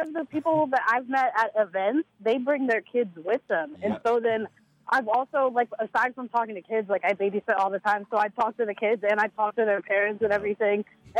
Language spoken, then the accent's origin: English; Philadelphia, Pennsylvania, United States; also born or lived in Westchester / South Jersey; I was born in Westchester and raised in Philly and South Jersey.